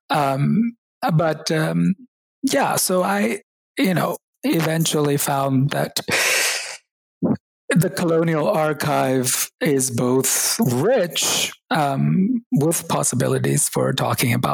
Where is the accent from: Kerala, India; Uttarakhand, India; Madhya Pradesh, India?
Kerala, India; born there; English is a second language; even though I was born in Kerala, I had forgotten Malayalam, um, the language of the state.